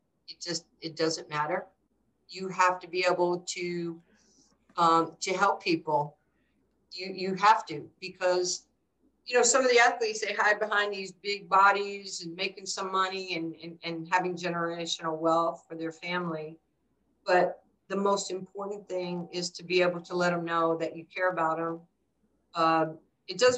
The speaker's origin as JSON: {"language": "English", "town": "New York City", "region": "New York", "country": "United States", "tie": "born or raised there", "moved": "yes", "lives_now": "Dallas, United States", "said": "I grew up in New York and I didn't have a father"}